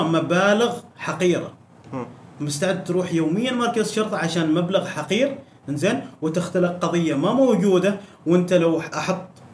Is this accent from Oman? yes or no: yes; Oman; انا عماني في عمان عندنا المبارزات الكلاميه بفن الميدان